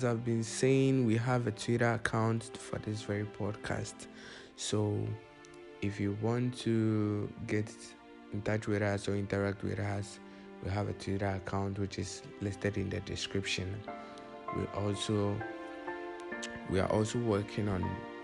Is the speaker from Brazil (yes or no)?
no; Ghana; I'm talking from Ghana. Yes, I'm a Ghanaian. Yes, I'm a proud Ghanaian.